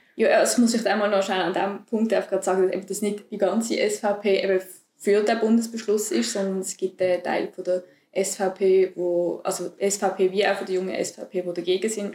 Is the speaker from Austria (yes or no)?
no; Switzerland